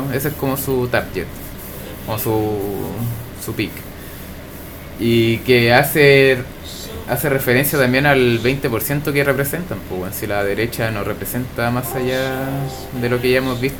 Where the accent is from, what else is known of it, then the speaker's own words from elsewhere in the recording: La Pintana, Santiago Metropolitan Region, Chile; allá en La PAC, de donde soy yo.